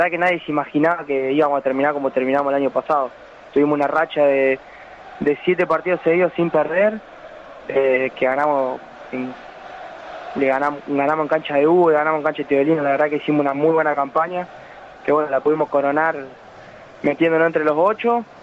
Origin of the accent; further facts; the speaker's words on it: El Trébol, Santa Fe, Argentina; also born or lived in Venado Tuerto; a los 10 años a vivir allá y bueno, hice todas mis inferiores en un equipo ahí del pueblo en el Trébol